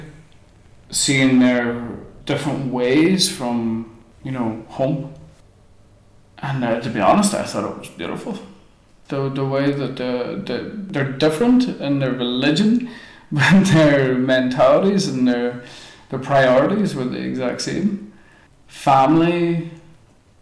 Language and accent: English; Strabane, Northern Ireland, United Kingdom; moved away as an adult; also born or lived in Berlin, Germany; my hometown